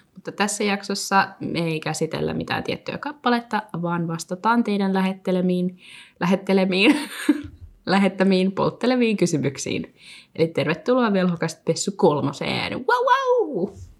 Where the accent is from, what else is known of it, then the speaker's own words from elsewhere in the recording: Helsinki, Uusimaa, Finland; moved away as an adult; now in Vaasa, Finland; olen siis Helsingistä kotoisin